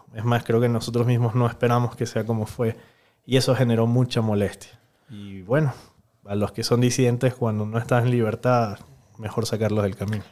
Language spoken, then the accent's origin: Spanish; Venezuela; moved away as an adult; now in Ecuador; Viví 26 años en Venezuela